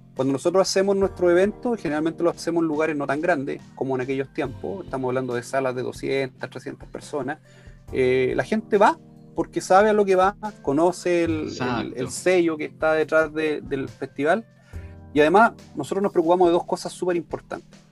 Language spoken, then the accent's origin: Spanish; Chile; como buen chileno